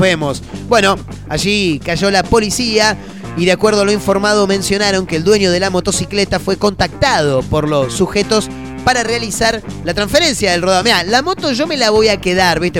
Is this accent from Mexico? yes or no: no; Argentina